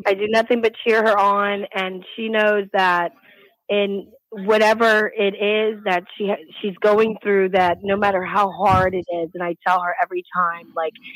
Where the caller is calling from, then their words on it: Florida, United States; I'm calling from Florida